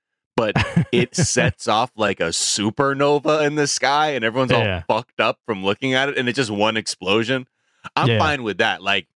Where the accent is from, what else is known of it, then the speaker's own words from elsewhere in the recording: Los Angeles, California, United States; I'm spoiled. Because I'm from Los Angeles.